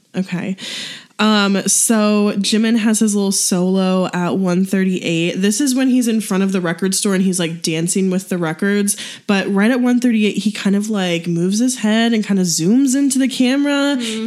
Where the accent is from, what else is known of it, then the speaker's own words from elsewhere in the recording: St. Louis, Missouri, United States; where I grew up in St. Louis